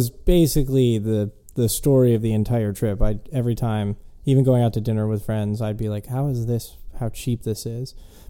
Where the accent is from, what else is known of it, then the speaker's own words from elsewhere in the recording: Florida, United States; born there; people that are like, I was born in Florida, but I don't, there's no, you know, identity that you have that relates to the state itself.